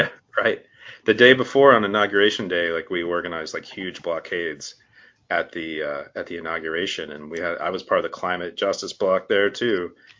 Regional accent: Garland, Texas, United States; moved away as an adult; also born or lived in Houston, Texas; now in Berkeley, United States; I'm from Garland, Texas, which is the suburbs of Dallas.

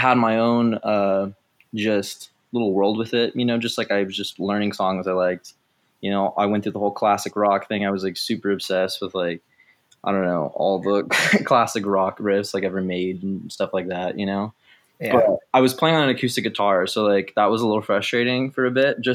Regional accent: Temecula, California, United States; also born or lived in Moreno Valley, California; now in San Francisco, United States; I moved from Moreno Valley, like, one Inland Empire place to another, to Temecula

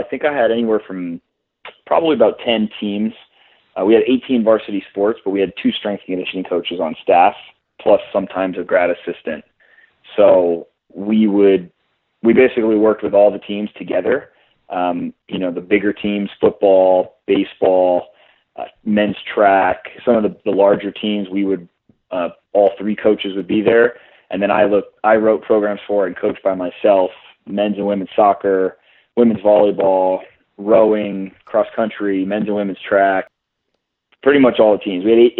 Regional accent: California, United States; Yeah, so I'm from California originally, and I always wanted to get back out to California. I love Southern California.

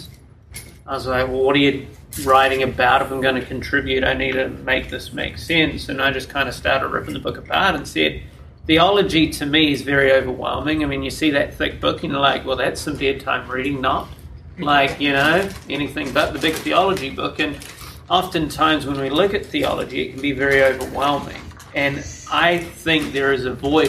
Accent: New Zealand; moved away as an adult; now in United States; born and raised in New Zealand, so I'll be your favorite Kiwi

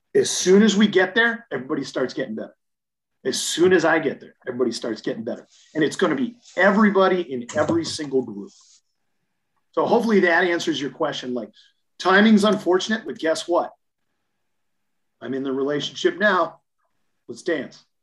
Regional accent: the Dakotas, United States; moved away as an adult; also born or lived in Atlanta / Colorado Springs; I was from the Dakotas

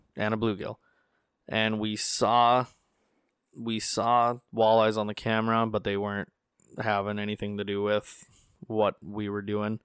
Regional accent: North Dakota, United States; I told him North Dakota

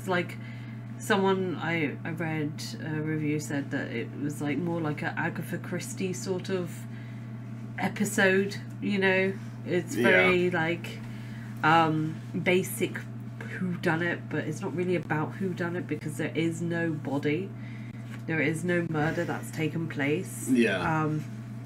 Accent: Scotland, United Kingdom; I'm Scottish

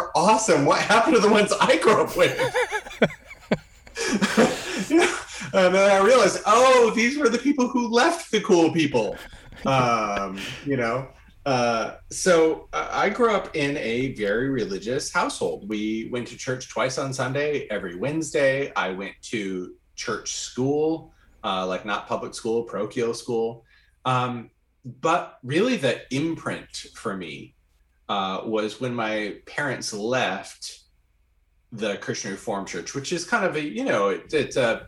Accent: Grand Rapids, Michigan, United States; I grew up in Grand Rapids, Michigan, in a sea of Dutch people

